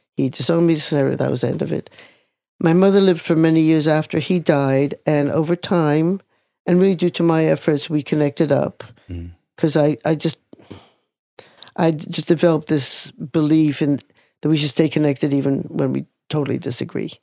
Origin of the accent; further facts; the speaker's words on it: Jerusalem, Jerusalem District, Israel; now in New York, United States; I was born in 1945, and I was born in Jerusalem, Israel